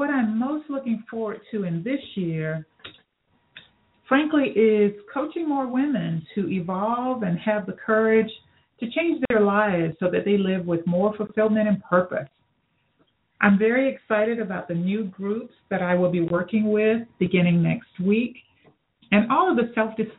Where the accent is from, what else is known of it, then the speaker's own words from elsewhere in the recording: Phenix City, Alabama, United States; Phoenix City, Alabama, my hometown as well